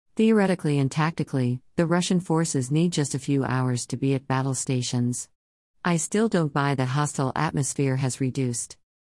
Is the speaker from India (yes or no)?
yes; India; As an Indian